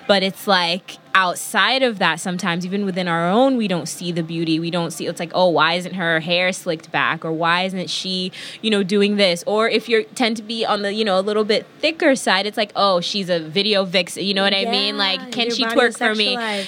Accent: New York, United States; See, I'm the New Yorker

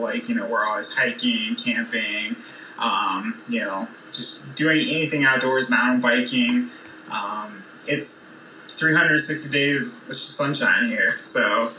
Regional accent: Colorado, United States; also born or lived in Lake Forest, Illinois / Wisconsin; So a little bit outside of Chicago. I honestly don't remember Illinois that much. Lived in Wisconsin for a quick little stint there, and then I moved to Colorado when I was 5.

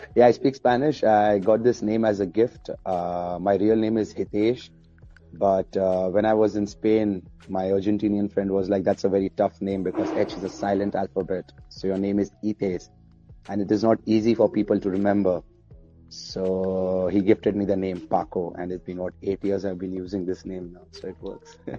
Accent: Oman; also born or lived in India; I was born in India but raised up in Oman

